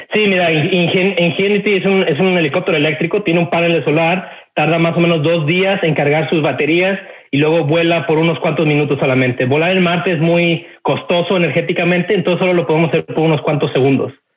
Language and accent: Spanish; Mexico; moved away as an adult; now in United States; yo soy nacido y crecido en México, eh, estuve en México 20 años, eh, emigré a los Estados Unidos